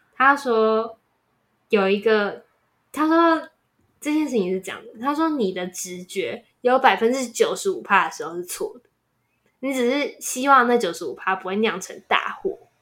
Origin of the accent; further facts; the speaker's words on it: Taiwan; 作为一个台湾人，你一定也有相似的经验，